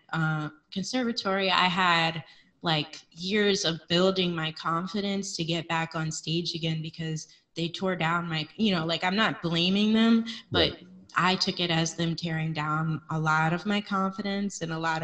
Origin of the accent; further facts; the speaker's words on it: Harrisburg, Pennsylvania, United States; moved away; I grew up in Harrisburg, Pennsylvania